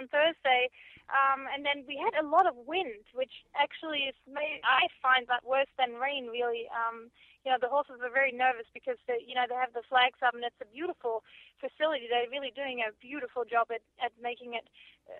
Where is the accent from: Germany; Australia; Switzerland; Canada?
Germany; moved away as an adult; I grew up in Germany, and I did my Baradas exam in Germany